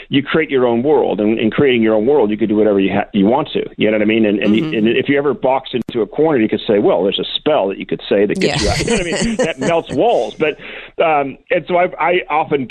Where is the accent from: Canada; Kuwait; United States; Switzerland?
United States; Newport Beach, California; moved away; also born or lived in Wellesley, Massachusetts / England; I'm originally from Newport Beach, California